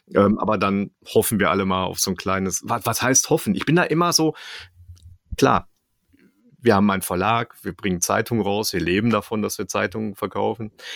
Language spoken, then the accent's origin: German; Dortmund, North Rhine-Westphalia, Germany; ich komme ja selber aus Dortmund